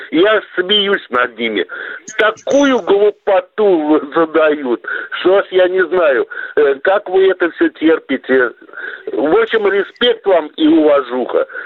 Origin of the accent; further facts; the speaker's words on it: Baku, Azerbaijan; now in Belgorod, Russia; я вот родом из Баку